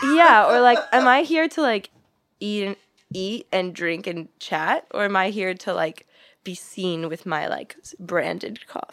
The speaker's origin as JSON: {"language": "English", "town": "St. Louis", "region": "Missouri", "country": "United States", "tie": "born or raised there", "moved": "as an adult", "lives_now": "Los Angeles, United States", "said": "I grew up in Saint Louis, and then I went to college in Saint Louis."}